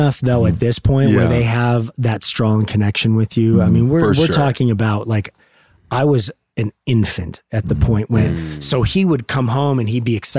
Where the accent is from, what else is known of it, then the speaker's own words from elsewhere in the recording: Los Angeles, California, United States; also born or lived in Van Nuys; I was born in Van Nuys. I grew up, I was raised, though, in North Hollywood.